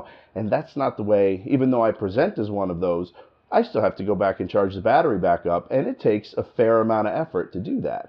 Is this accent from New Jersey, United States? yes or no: yes; New Jersey, United States; accent: New Jersey; now in Michigan, United States; I live in Michigan now, and I've been there for a long time, you know, but I'm from New Jersey. And when I got here, I sounded like I was from New Jersey.